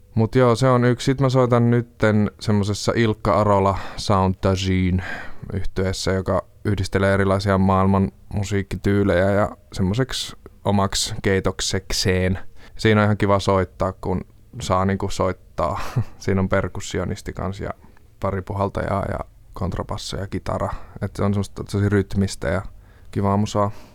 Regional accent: Jyväskylä, Central Finland, Finland; now in Helsinki, Finland; olen kotoisin Jyväskylästä. Alun perin nyt asun Helsingissä

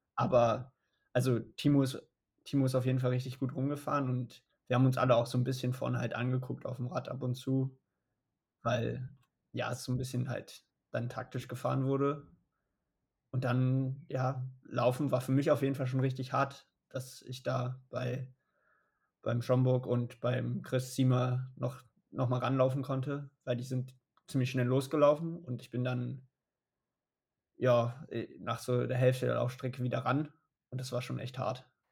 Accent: Berlin, Germany; also born or lived in Boulder, Colorado; ich bin in Berlin aufgewachsen

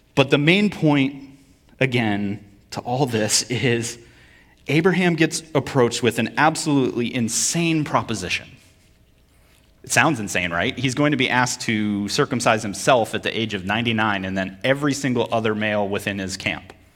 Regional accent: Vermont, United States; moved away; also born or lived in Connecticut / Kentucky / Virginia / North Carolina; I'm from Vermont

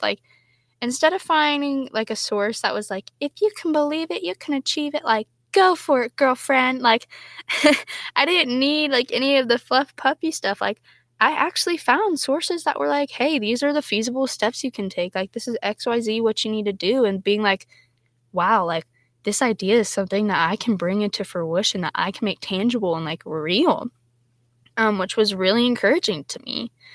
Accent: Texas, United States; I'm from Texas

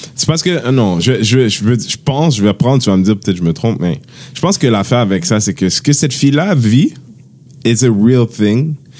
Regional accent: Haiti; on est Haïtien

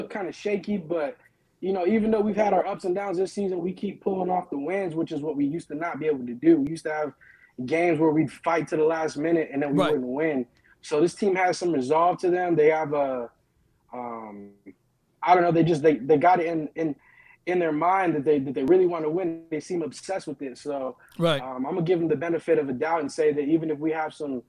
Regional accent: Baltimore, Maryland, United States; now in Corpus Christi, United States; I'm based out of Corpus Christi, but I'm from Baltimore.

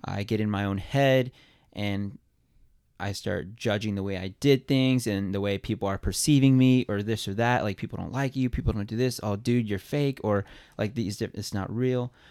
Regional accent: New Braunfels, Texas, United States; moved away as an adult; also born or lived in Colorado; now in Quad Cities, United States; I'm originally born and raised in Texas

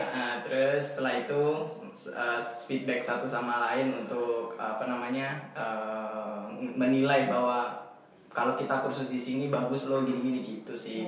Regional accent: East Java, Indonesia; accent: medok; saya emang dari Jawa sama-sama uh, dari Jawa Timur gitu sama Mbak Aldwin

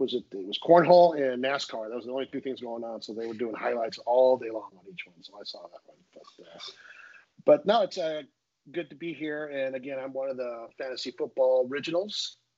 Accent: Southern California, United States; moved away as an adult; also born or lived in Central Coast, California; now in Sonoma, United States; I live up in Sonoma. I'm originally from Southern Cal, but went to school at Cal Poly, Central Coast, and then I was up in Northern California. So I ended up in wine country

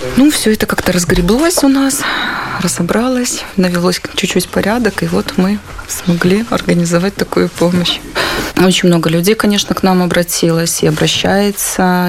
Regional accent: Belarus; moved away as an adult; now in Warsaw, Poland; я из Беларуси убежала в 2021 году

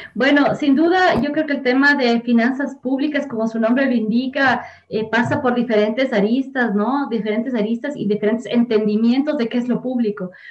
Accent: Quito, Pichincha, Ecuador; Yo soy de la parroquia de Nayón, vivo en Quito, o sea, del cantón Quito, y soy de la provincia de Pichincha y además soy del, ecuatoriana

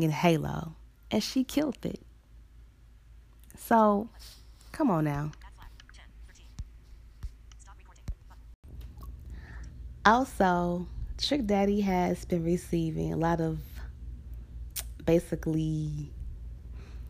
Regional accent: Chicago, Illinois, United States; here actually in my hometown, Chicago

